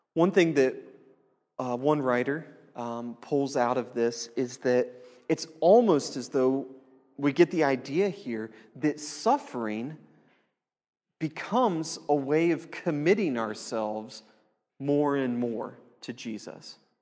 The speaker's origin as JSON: {"language": "English", "country": "United States", "said": "as An American"}